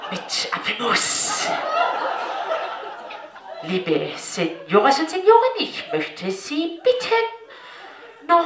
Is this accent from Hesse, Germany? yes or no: no; Pleidelsheim, Baden-Württemberg, Germany; Ich komme aus dem schönen Süden Deutschlands. Ähm, ich komme aus Pfleidelsheim, schon ein kleiner Ort in der Nähe